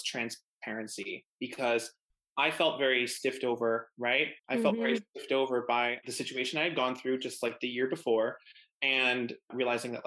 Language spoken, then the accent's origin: English; Buffalo, New York, United States; moved away as an adult; now in New York City, United States; I'm from Buffalo, New York.